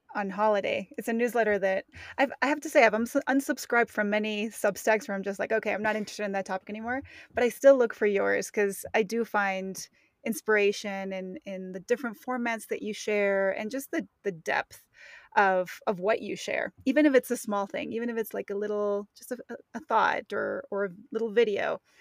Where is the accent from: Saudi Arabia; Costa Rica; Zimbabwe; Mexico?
Mexico; moved away; I grew up in Mexico in very touristy places